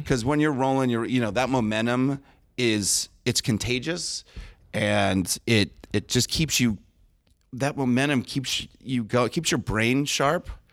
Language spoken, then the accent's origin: English; Del Mar, California, United States; I grew up in Del Mar right next to the racetrack